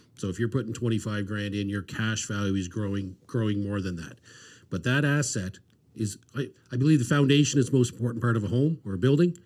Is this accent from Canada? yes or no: yes; Dartmouth, Nova Scotia, Canada; grew up in Dartmouth